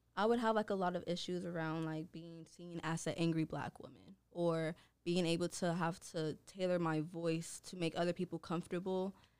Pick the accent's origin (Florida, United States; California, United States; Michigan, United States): California, United States; Oakland; I am from Oakland, California, which is located in the Bay Area